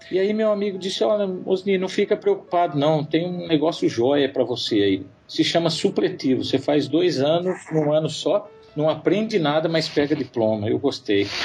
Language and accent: Portuguese; Leme, São Paulo, Brazil; moved away as an adult; also born or lived in Limeira, Brazil; now in Middle East; Originalmente eu sou da cidade de Leme, é uma cidade pequena do interior de São Paulo